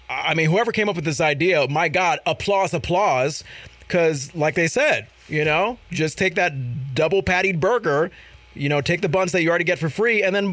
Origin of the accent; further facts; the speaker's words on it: Connecticut, United States; also born or lived in New York / Iowa; now in Vermont, United States; Connecticut, my home state